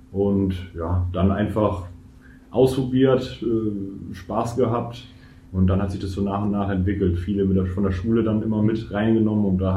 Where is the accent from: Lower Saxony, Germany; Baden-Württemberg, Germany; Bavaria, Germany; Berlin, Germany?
Bavaria, Germany; Würzburg; kommt aus aus meiner Heimat oder näher meiner Heimat, äh, Würzburg